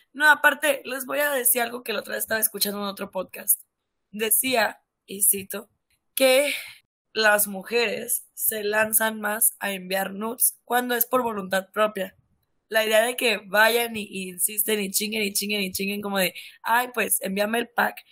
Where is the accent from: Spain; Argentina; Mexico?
Mexico; Sonora; yo soy de Sonora